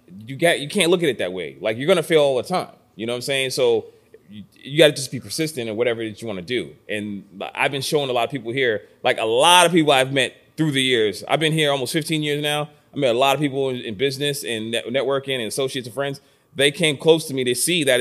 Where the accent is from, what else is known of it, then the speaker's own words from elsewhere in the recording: Boston, Massachusetts, United States; moved away as an adult; also born or lived in Randolph, Massachusetts / Los Angeles / New York City; now in Buffalo, United States; I'm from Boston, Massachusetts